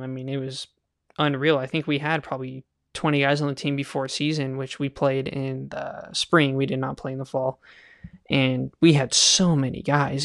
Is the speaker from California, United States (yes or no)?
yes; Kingsburg, California, United States; I grew up in Kingsburg, California